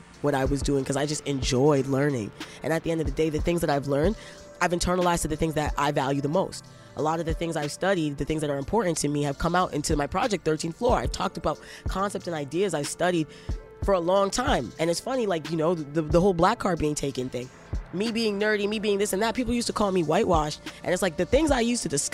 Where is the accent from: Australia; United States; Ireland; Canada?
Canada; Toronto, Ontario; also born or lived in Brampton / Scarborough; when I grew up in Toronto, I was getting C's and D's